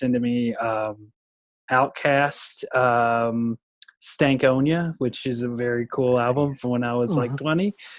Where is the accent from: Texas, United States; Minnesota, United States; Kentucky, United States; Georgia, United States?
Kentucky, United States; Bardstown; my hometown, Bardstown